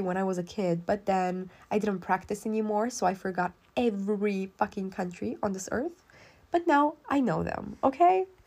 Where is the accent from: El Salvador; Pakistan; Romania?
Romania; I'm not American, I'm Romanian